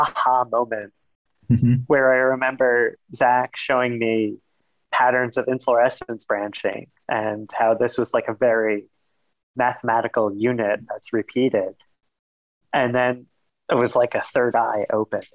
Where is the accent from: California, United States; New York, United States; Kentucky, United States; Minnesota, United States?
New York, United States; New York City; I grew up in Queens, New York